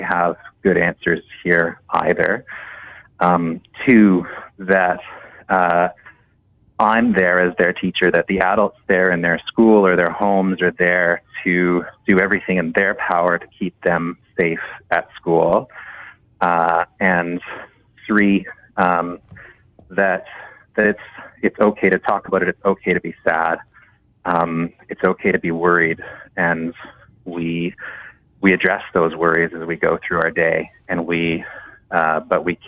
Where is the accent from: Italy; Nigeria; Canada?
Canada; a Canadian teacher